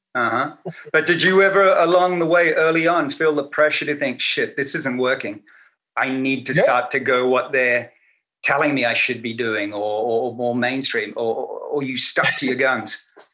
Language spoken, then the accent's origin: English; Sydney, New South Wales, Australia; grew back up in Australia. You know, that's where I grew up.